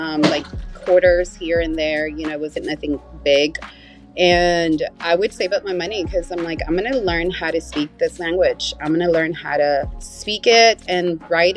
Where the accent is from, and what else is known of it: Salinas, California, United States; born or raised there; first language Spanish; English is a second language; also born or lived in Mexico